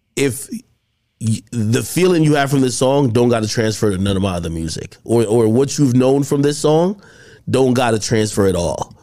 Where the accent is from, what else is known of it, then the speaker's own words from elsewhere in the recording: Jamaica; moved away; I grew up in Jamaica